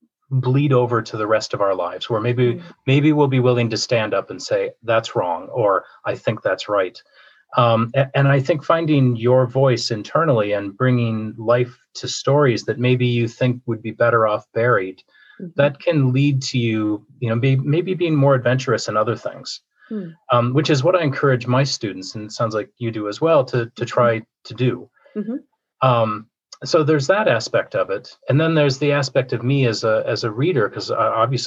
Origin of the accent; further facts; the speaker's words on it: Minnesota, United States; I grew up in Minnesota.